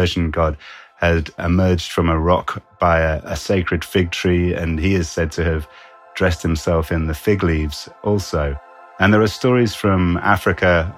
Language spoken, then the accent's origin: English; United Kingdom; I'm a British biologist turned writer.